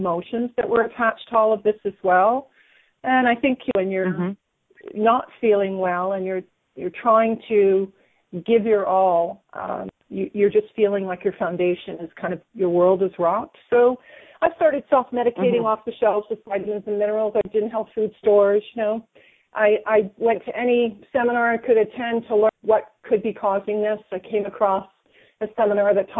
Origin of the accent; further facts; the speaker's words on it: Hamilton, Ontario, Canada; now in Grimsby, Canada; I was born in Hamilton